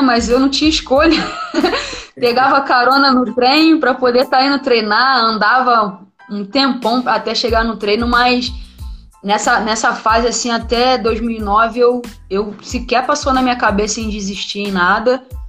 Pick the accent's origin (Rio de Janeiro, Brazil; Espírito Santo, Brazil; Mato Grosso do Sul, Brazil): Rio de Janeiro, Brazil; moved away as an adult; also born or lived in Santos; eu nunca saí do Rio, fui sair do Rio com 19 anos